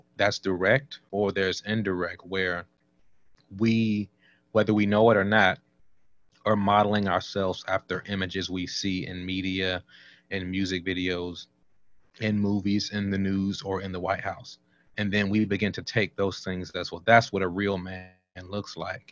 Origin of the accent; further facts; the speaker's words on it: Washington, District of Columbia, United States; moved away as an adult; also born or lived in North Carolina / Oklahoma / California; I was born in Southeast Washington, D.C.